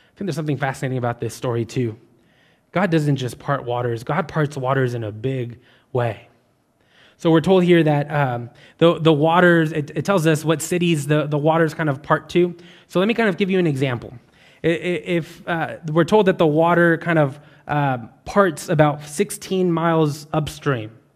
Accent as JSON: {"language": "English", "region": "West Texas", "country": "United States", "moved": "yes", "lives_now": "Baton Rouge, United States", "said": "I'm not from Louisiana. I'm from West Texas, where it is very dry"}